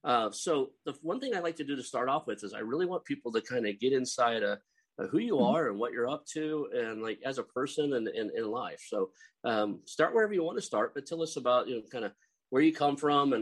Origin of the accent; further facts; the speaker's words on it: Oklahoma, United States; accent: Oklahoma; when I joined the military, I did everything I could do to get away from my Oklahoma accent. I've been back here a while now, so you can probably pick up some of it.